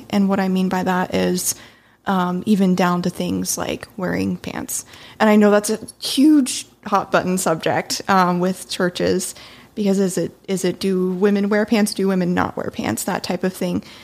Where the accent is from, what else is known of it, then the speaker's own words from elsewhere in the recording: Japan; now in Las Vegas, United States; I'm originally from Japan, um, and then recently moved to Vegas, and then there's been a billion moves in between there.